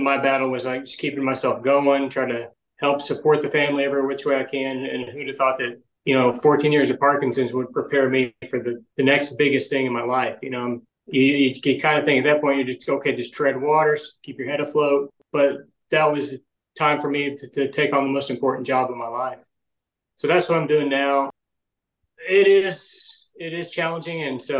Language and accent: English; Lubbock, Texas, United States; now in Dallas, United States; I grew up in Texas. I'm from Lubbock, West Texas, and now I live in Dallas